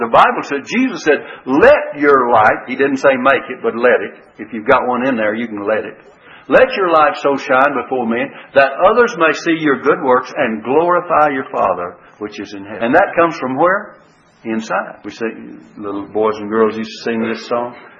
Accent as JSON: {"language": "English", "country": "United States"}